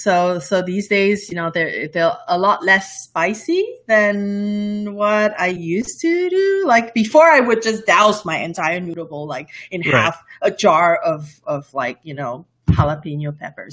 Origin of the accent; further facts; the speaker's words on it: Malaysia; English is a second language; I love spicy food. Malaysia food is all about spicy food. I grew up around Indian food and Malay food and Indonesian food.